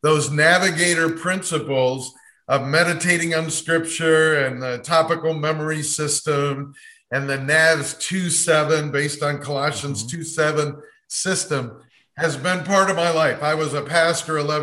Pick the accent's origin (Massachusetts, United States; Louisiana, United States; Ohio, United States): Ohio, United States; Cleveland; moved away; also born or lived in Dayton, Ohio; the Cleveland Clinic, my hometown, which was 3.5 hours from Dayton, Ohio, where I was